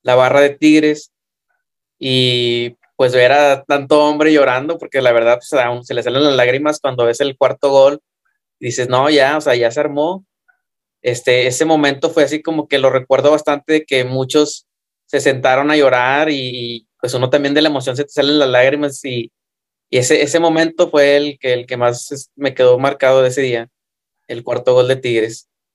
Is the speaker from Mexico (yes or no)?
yes; Mexico; somos mexicanos